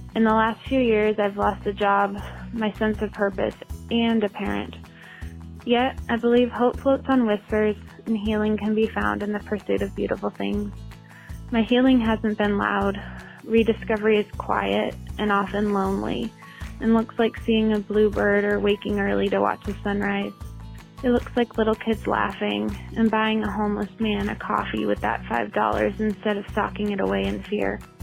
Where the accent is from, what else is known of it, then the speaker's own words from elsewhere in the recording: Fort Collins, Colorado, United States; I'm from Fort Collins, Colorado